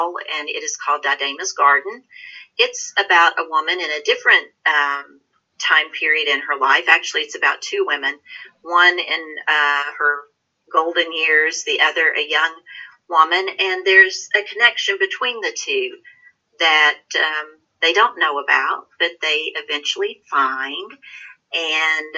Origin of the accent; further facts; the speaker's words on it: Appalachia, United States; I am from the South, but I'm from Appalachia, and honey, let me tell you, that's a whole different thing